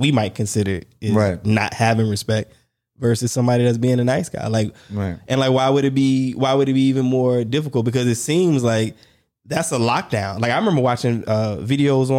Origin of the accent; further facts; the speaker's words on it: Warner Robins, Georgia, United States; I'm from Warner Robins